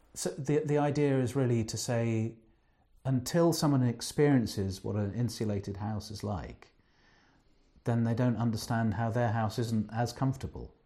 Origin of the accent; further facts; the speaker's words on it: England, United Kingdom; being English